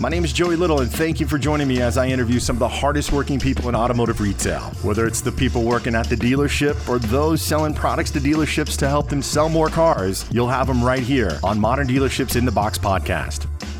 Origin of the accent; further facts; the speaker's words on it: Kansas City, United States; I grew up in the Midwest, Kansas City.